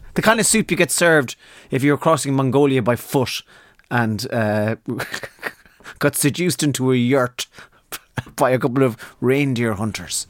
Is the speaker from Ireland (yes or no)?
yes; Donegal, Ulster, Ireland; I was born right up in the north of Ireland, uh, a place called Donegal